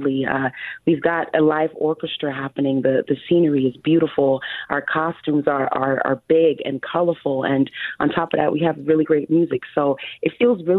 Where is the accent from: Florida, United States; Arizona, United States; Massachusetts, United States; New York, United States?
New York, United States; New York City; also born or lived in Buffalo; I grew up in New York City, Queens to be exact.